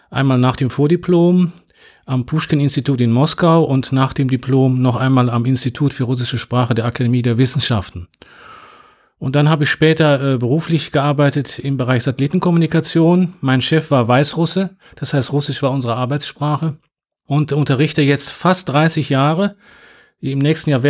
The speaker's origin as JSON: {"language": "German", "region": "North Rhine-Westphalia", "country": "Germany", "said": "Also, ich komme aus Nordrhein-Westfalen"}